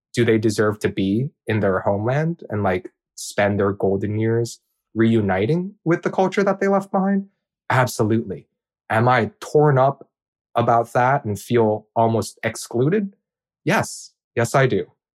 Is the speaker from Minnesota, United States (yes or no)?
no; Hawaii, United States; also born or lived in Bakersfield, California; I'm Korean, and I grew up in Hawaii